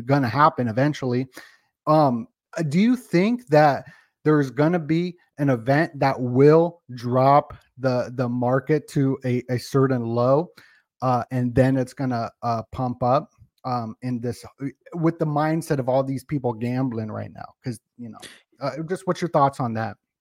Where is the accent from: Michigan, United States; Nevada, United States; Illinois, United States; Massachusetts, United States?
Nevada, United States; Las Vegas; I am from Vegas